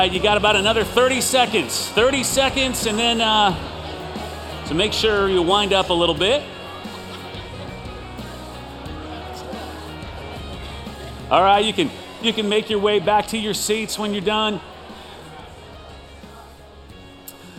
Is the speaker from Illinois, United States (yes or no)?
yes; Chicago, Illinois, United States; I'm from the Chicagoland area.